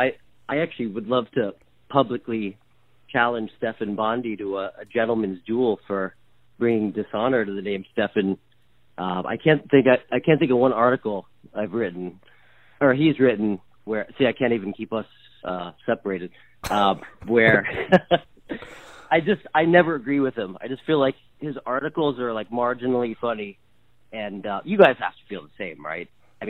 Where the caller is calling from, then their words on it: New Paltz, New York, United States; I'm calling from New Paltz, New York.